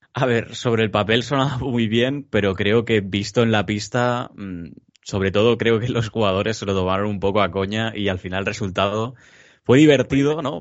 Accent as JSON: {"language": "Spanish", "town": "Barcelona", "region": "Catalonia", "country": "Spain", "said": "tres chicos que somos de Barcelona, de Cataluña"}